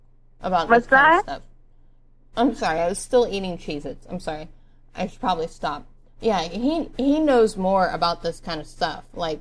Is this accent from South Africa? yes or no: no; Pennsylvania, United States; I just moved here from Pennsylvania, so... Yeah, I don't know why that weirds everybody out when I call with a Pennsylvania number. I mean, I'm from Pennsylvania.